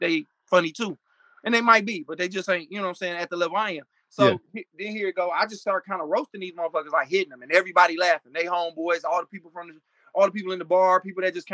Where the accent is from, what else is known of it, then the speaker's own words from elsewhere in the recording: Michigan, United States; also born or lived in Florida; a guy that I grew up with named Clayton Thomas, who was a big comedian out in L.A. We went to high school together. Saw him at Wayne State University up here